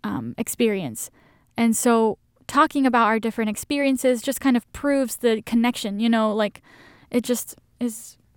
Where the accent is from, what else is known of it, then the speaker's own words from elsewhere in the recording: Indonesia; English is a second language; when people really know I grew up in Asia and went to Indonesian school, they're like, what? How can you even speak English?